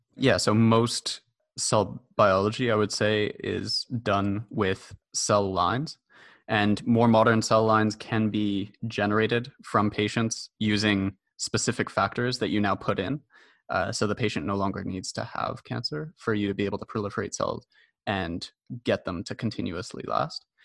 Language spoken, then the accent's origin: English; Montreal, Quebec, Canada; also born or lived in Toronto; So I'm a Montreal native, although I was born in Toronto. And I spent most of my education in Montreal.